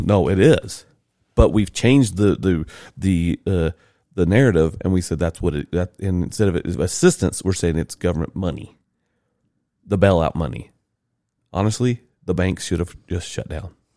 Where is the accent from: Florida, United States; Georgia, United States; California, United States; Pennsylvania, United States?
Georgia, United States; Rome; where I grew in Rome, Georgia